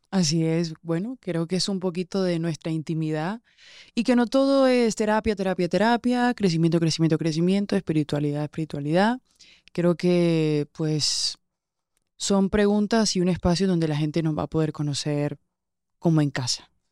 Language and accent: Spanish; Colombian Caribbean coast, Colombia; Yo soy muy colombiana, soy costeña